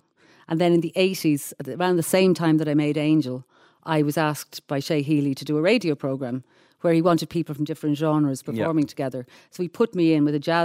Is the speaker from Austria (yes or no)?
no; Dublin, County Dublin, Ireland; I grew up in Stony Batter